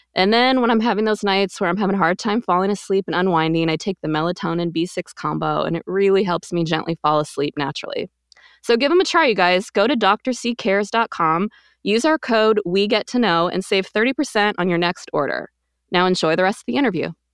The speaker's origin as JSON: {"language": "English", "region": "Quebec", "country": "Canada", "tie": "born or raised there", "also_born_or_lived": "United States", "said": "I grew up in Quebec, actually."}